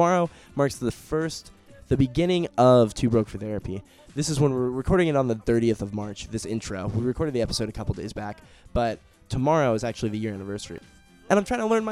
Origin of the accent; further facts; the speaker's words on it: United States; I'm an American